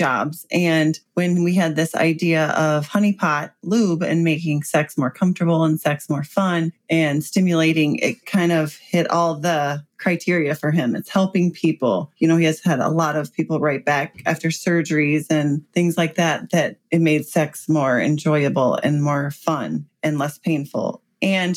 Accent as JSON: {"language": "English", "region": "Midwest", "country": "United States", "said": "we're from the Midwest"}